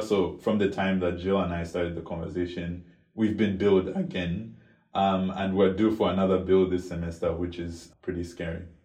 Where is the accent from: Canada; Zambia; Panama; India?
Zambia; Lusaka, Lusaka Province; moved away as an adult; now in Princeton, United States; I'm a student born and raised in Lusaka, Zambia